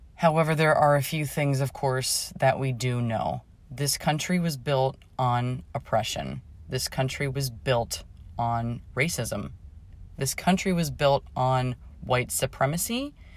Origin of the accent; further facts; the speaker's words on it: Pittsburgh, Pennsylvania, United States; I grew up in Pittsburgh